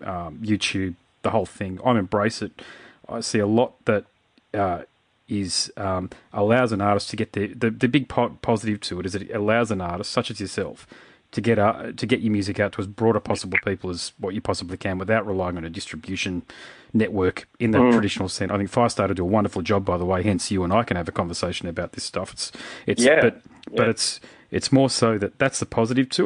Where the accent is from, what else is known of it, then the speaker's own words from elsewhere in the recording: Queensland, Australia; I'm a Queenslander, I've played in rural locations in Queensland